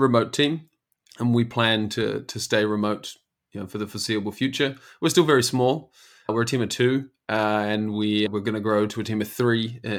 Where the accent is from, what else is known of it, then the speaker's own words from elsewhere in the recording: New Zealand; now in Amsterdam, Netherlands; I am originally from New Zealand, but I live here in Amsterdam in the Netherlands.